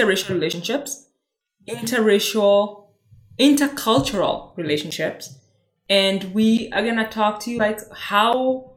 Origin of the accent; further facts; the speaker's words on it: Kenya; English is a second language; I was born here in Kenya.